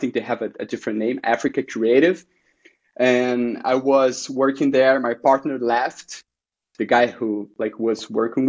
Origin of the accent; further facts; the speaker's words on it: Rio de Janeiro, Brazil; English is a second language; moved away as an adult; also born or lived in São Paulo, Brazil; now in New York City, United States; So I'm from Rio. I was born and raised in Rio.